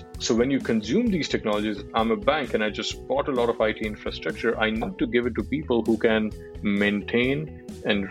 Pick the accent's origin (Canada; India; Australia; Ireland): India; Delhi; moved away as an adult; also born or lived in Bangalore / Mumbai / Malaysia; I grew up in Delhi, I started working in Delhi with Dell, and then I've worked in Bangalore and Mumbai and, you know, Malaysia, and then I've been outside India for more than 5 years now